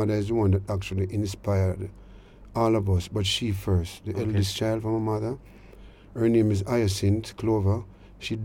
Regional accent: Kingston, Jamaica; growing up in Denham Town as a child

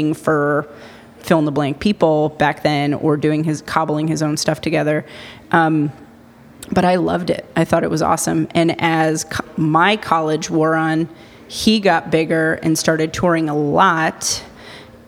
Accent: Amherst, Massachusetts, United States; I grew up in Amherst, so I went to Amherst High School

